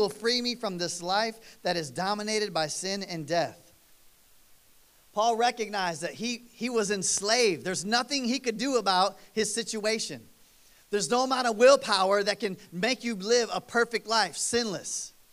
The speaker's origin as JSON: {"language": "English", "region": "East Coast", "country": "United States", "tie": "born or raised there", "said": "I grew up on East Coast time"}